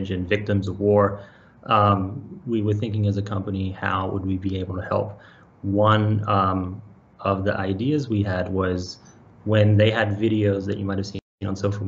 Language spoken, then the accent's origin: English; Australia; moved away as an adult; also born or lived in Bay Area, United States; I was born and raised in Australia, and I've spent my whole entire technology career in technology since I moved when I was 19 to the Bay Area